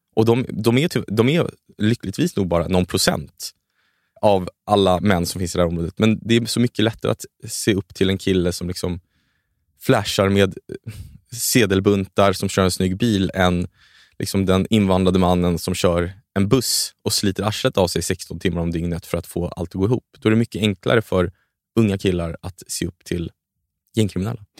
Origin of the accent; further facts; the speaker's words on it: Sweden; sen är jag uppvuxen i Sverige, så jag känner mig mycket mer svensk